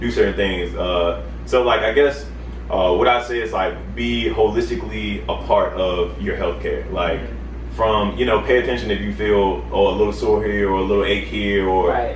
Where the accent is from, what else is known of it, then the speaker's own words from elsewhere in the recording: Baltimore, Maryland, United States; moved away; I'm originally from Baltimore, Maryland